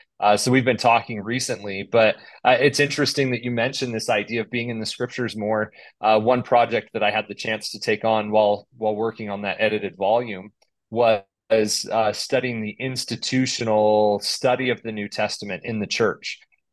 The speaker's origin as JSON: {"language": "English", "town": "Chubbuck", "region": "Idaho", "country": "United States", "tie": "born or raised there", "said": "So I grew up in Chubbuck, Idaho, just a small suburb of Pocatello, right on the I-15 corridor. I grew up there"}